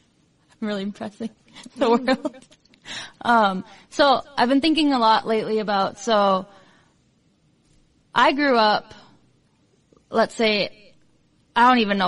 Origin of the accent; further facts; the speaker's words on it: Iowa, United States; I came from Iowa.